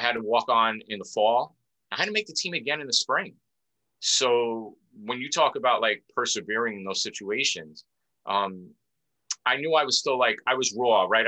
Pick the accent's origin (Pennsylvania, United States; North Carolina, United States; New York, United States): New York, United States; New York City; also born or lived in Philadelphia; I'm from Queens, New York